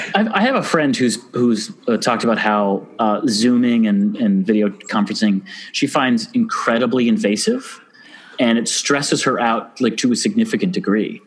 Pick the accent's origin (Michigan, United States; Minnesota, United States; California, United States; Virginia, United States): Michigan, United States; Ann Arbor; the gay bar in my hometown